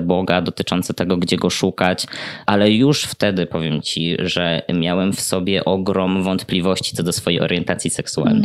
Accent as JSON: {"language": "Polish", "region": "Podlaskie Voivodeship", "country": "Poland", "tie": "born or raised there", "said": "ja pochodzę z bardzo mojej miejscowości na Podlasiu, więc tamta wiara jest takim mocnym filarem, na którym buduje się chyba każdego młodego człowieka"}